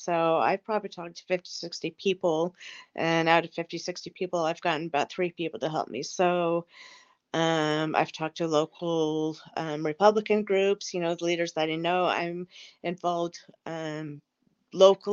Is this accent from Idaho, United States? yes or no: yes; Idaho, United States; being from the state of Idaho